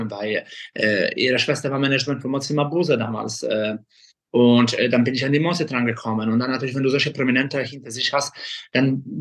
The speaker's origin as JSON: {"language": "German", "town": "Kraków", "region": "Lesser Poland", "country": "Poland", "moved": "as an adult", "lives_now": "Germany", "said": "ich komme ursprünglich aus Krakau, bin äh, in Polen geboren. Mit 20 bin ich nach Deutschland ausgereist."}